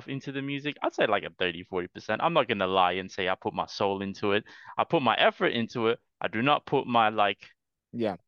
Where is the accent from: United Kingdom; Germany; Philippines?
Philippines; Batangas City, Calabarzon; moved away; also born or lived in Davao City, Philippines; I was born in Davao City and moved to Batangas City